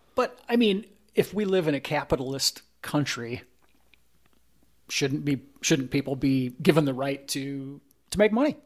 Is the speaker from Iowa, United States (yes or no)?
yes; Primghar, Iowa, United States; my hometown of Primgar, Iowa